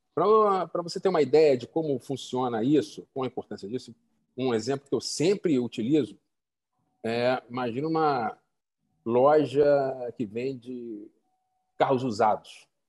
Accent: Rio de Janeiro, Brazil; moved away as an adult; also born or lived in Roraima / Maranhão; now in Amazonas, Brazil; Eu sou carioca, vim para a Amazônia tem 10 anos, trabalhei em Roraima, Maranhão, que fica na Amazônia Legal, e, aqui no, no, Amazonas agora

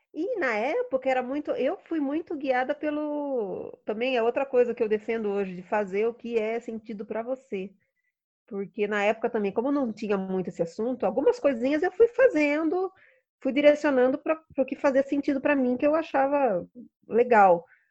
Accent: Sorocaba, São Paulo, Brazil; moved away as an adult; also born or lived in Rio de Janeiro; E eu voltei para Sorocaba, né? Eu sou de Sorocaba

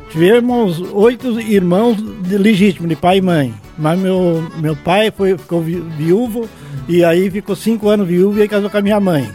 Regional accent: Palmitinho, Rio Grande do Sul, Brazil; now in Pinhal de São Bento, Brazil; Eu nasci em Palmitinho, Rio Grande do Sul

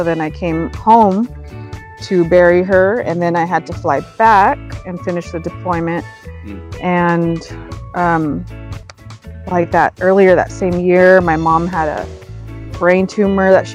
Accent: California, United States; moved away as an adult; now in Washington, United States; I'm originally from California

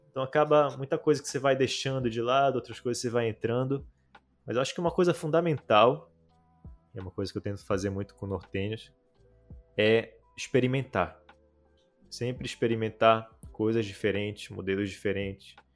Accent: North Region, Brazil; mas é como eu sou do norte do Brasil

